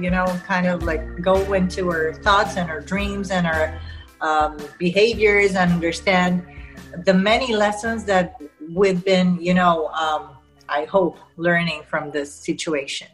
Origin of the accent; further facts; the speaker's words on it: Panama; first language Spanish; English is a second language; I was born and raised in Panama